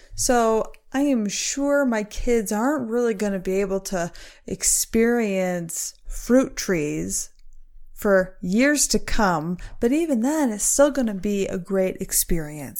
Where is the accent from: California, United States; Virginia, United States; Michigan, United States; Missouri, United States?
Michigan, United States; I grew up in Michigan, a fantastic place to grow up